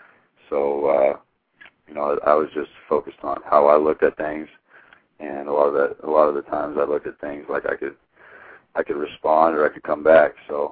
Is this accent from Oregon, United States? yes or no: yes; Hermiston, Oregon, United States; It was huge, because growing up from where I'm from, was not a lot of people come out of Hermiston with Division I scholarships